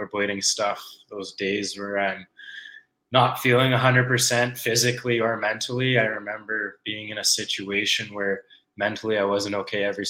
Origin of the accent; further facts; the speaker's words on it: Calgary, Alberta, Canada; I was born and raised in Calgary